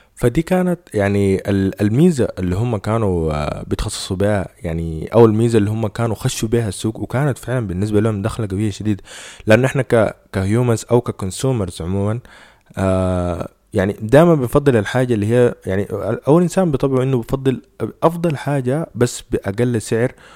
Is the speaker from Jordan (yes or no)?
no; Sudan; إحنا هنا عندنا في السودان